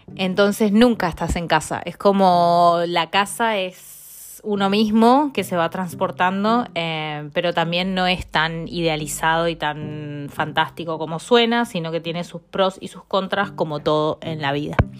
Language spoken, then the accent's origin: Spanish; Mendoza, Argentina; moved away as an adult; also born or lived in Spain / Italy / Buenos Aires; now in London, United Kingdom; yo nací en Mendoza